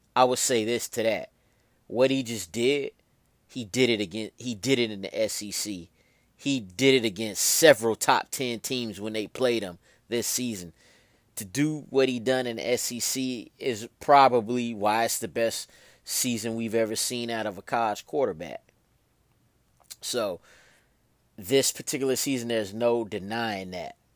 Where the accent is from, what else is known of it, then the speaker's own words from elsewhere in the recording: Georgia, United States; I'm from Georgia